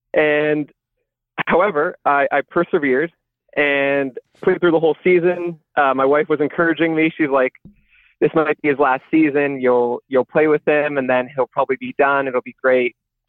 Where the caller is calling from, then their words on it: Ontario, Canada; And I'm calling from Northern Ontario, Canada, about 5 hours north of Toronto.